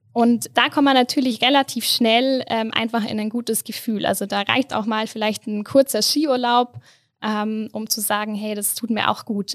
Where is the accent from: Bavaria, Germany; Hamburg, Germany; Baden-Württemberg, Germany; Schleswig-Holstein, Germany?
Bavaria, Germany; Allgäu; moved away as an adult; now in Innsbruck, Austria; komme ursprünglich ähm, aus dem Allgäu, ähm, bin in den Bergen äh, quasi groß geworden